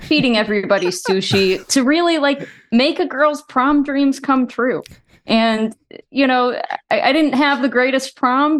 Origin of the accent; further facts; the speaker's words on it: Texas, United States; I grew up in, in Texas